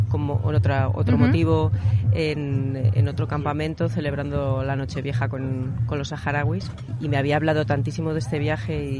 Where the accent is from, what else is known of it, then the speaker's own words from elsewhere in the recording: Spain; esa forma de, hospitalidad con el viajero y que es que nosotros venimos desde España, que, es, que, fue la, potencia colonizadora.